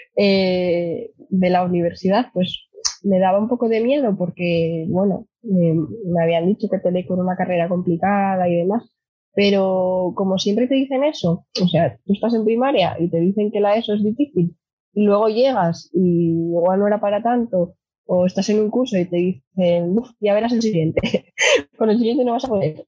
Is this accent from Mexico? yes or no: no; Gijón, Asturias, Spain; nací aquí en Gijón, fui al colegio Corazón de María